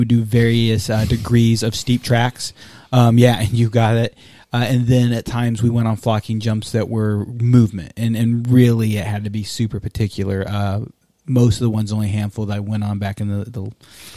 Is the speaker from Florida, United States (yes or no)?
no; Texas, United States; I'm from Texas